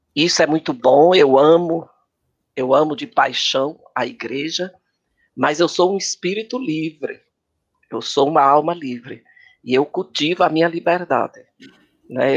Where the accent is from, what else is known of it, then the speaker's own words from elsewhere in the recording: Fortaleza, Ceará, Brazil; also born or lived in Santana do Acaraú; now in São Paulo, Brazil; Eu sou cearense de Santana do Acaraú, mas me criei em Fortaleza.